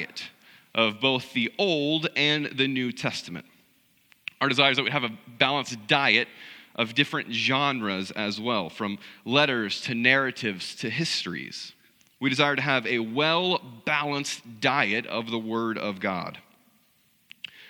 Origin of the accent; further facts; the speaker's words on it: South Central Missouri, United States; I grew up in South Central Missouri in a small rural country church